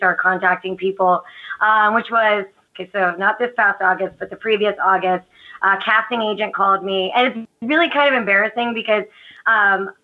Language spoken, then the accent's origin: English; Gettysburg, Pennsylvania, United States; I grew up near Gettysburg